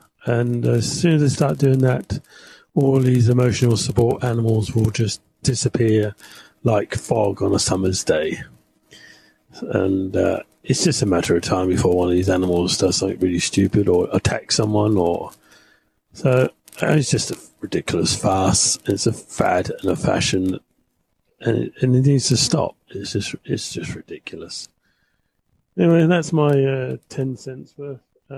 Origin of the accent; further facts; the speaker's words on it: Wellington, New Zealand; Wellington, New Zealand, which is actually in the North Island, Jeff. Or are you saying I was from the South Island?